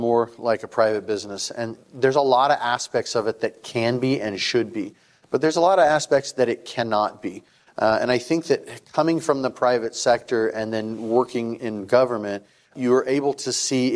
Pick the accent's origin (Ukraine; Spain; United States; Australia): United States; Tucson, Arizona; also born or lived in Flagstaff / Houston; now in Maricopa, United States; I grew up in Tucson, went to school in Flagstaff, went to law school out in Houston, came back here, became a financial advisor